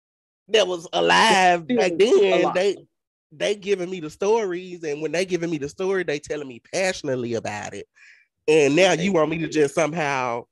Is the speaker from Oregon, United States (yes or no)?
no; Mississippi, United States; we're from Mississippi. And being that we're from Mississippi